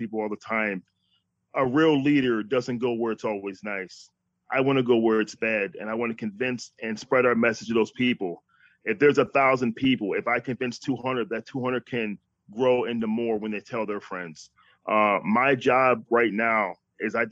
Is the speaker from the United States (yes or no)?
yes; New York, United States; moved away as an adult; now in Texas, United States; I'm from New York. I came to Texas